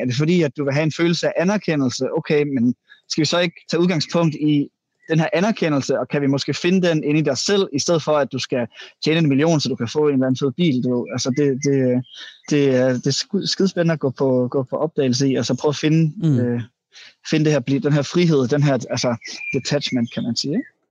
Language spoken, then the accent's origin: Danish; Jutland, Denmark; jeg kommer også fra Jylland